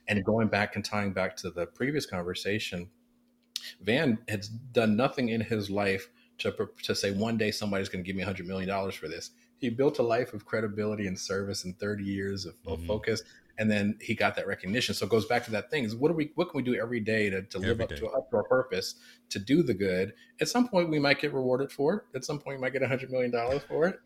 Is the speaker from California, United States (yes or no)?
yes; Oakland, California, United States; I am um, uh, born and raised in West Oakland, California